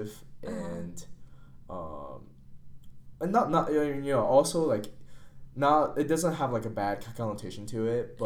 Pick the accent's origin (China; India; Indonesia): China; Shanghai; English is a second language; moved away; I come from Shanghai